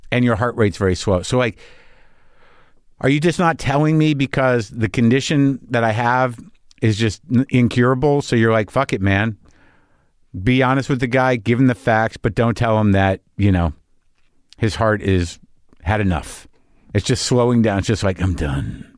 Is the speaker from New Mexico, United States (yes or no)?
yes; New Mexico, United States; I grew up in New Mexico